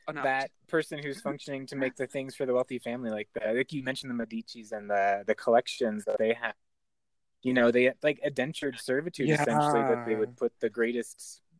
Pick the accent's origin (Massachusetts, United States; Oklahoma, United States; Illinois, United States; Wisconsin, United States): Oklahoma, United States; I grew up in Oklahoma